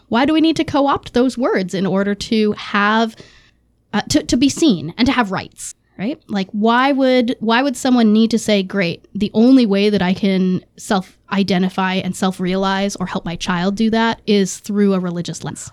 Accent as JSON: {"language": "English", "region": "Massachusetts", "country": "United States", "tie": "born or raised there", "said": "growing up in Massachusetts, that was pretty standard for Democrats"}